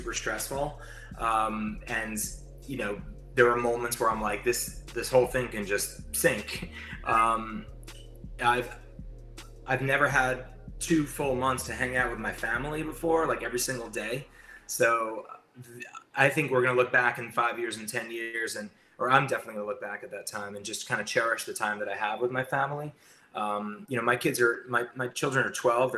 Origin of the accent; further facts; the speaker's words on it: New York, United States; I'm a New Yorker. I work in New Jersey